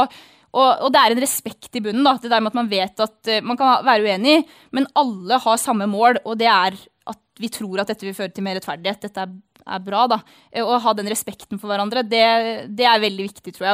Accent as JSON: {"language": "Norwegian", "town": "Averøy", "region": "Møre og Romsdal", "country": "Norway", "tie": "born or raised there", "said": "på Hasseløya på Averøya, da, der jeg vokste opp."}